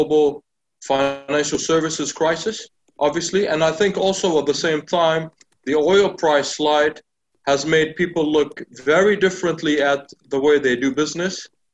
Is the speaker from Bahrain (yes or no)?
yes; Bahrain; also born or lived in United Kingdom; born and bred here in Bahrain